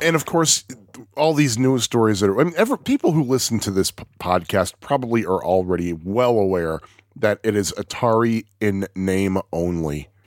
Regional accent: United States; I'm, I'm American

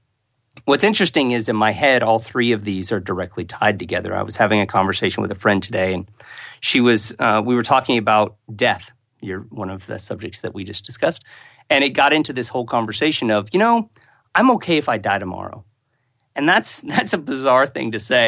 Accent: United States; moved away; I am an American, so even though I live outside America

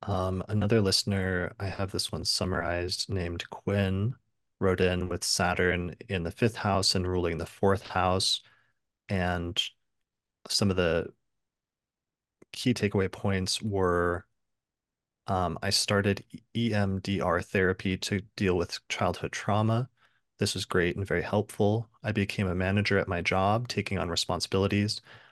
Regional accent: Memphis, Tennessee, United States; Growing up in Memphis and going to college at Stanford shaped me into a person who always had a very well thought out plan

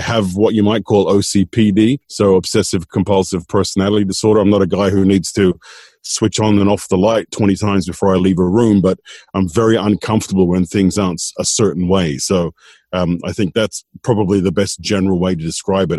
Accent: Sydney, New South Wales, Australia; moved away as an adult; also born or lived in Tasmania; now in Malta; I was I was brought up in Sydney, in Sydney, Australia.

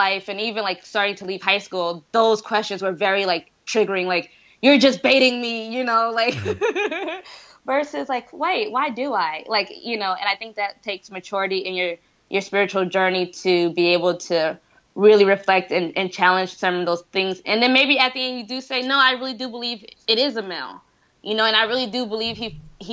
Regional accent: Decatur, Georgia, United States; moved away; I am from Decatur, where it's greater, in Atlanta, near Atlanta, Georgia. I am very proud of being from Decatur.

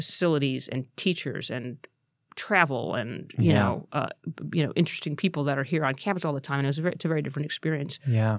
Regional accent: Santa Clarita, California, United States; I grew up in Valencia, Santa Clarita.

